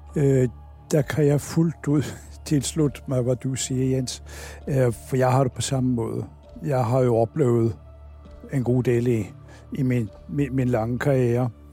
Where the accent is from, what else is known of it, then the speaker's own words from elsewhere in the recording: Oslo, Norway; moved away as an adult; now in Denmark; Jeg kommer oprindeligt fra Oslo, øh, og jeg blev øh, student deroppe